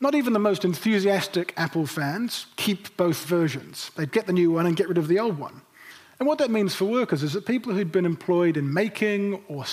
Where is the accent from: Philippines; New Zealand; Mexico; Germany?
New Zealand; Nelson; moved away; I grew up in Nelson in the 1990s, and Nelson is still very much home to me.